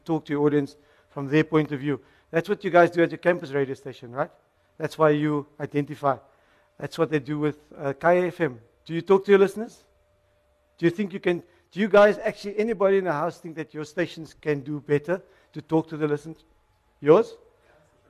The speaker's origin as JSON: {"language": "English", "town": "Cape Town", "region": "Western Cape", "country": "South Africa", "tie": "born or raised there", "said": "I'm a Cape Townian, born and bred in Mitchell's Plain"}